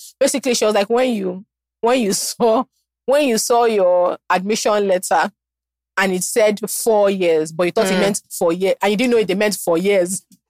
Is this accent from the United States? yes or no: no; Nigeria; being Nigerian is so bizarre.